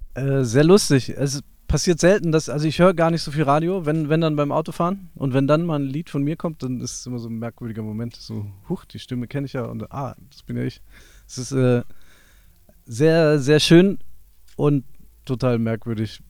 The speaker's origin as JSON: {"language": "German", "area": "near Wiesbaden", "region": "Hesse", "country": "Germany", "tie": "born or raised there", "said": "wir sind in der Nähe von Wiesbaden aufgewachsen"}